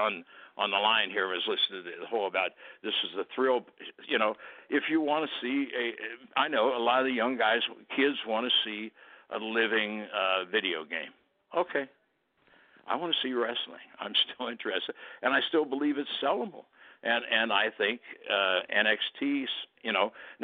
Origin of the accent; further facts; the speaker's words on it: Cincinnati, Ohio, United States; my hometown is Cincinnati